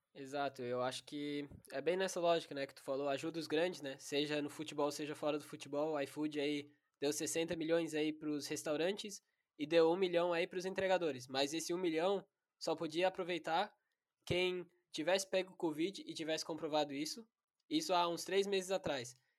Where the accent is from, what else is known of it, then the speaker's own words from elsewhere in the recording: High Wycombe, South East England, United Kingdom; moved away; eu sou original da Inglaterra e meu avô ele jogou no Wickham Wanderers, que é um time do meu bairro lá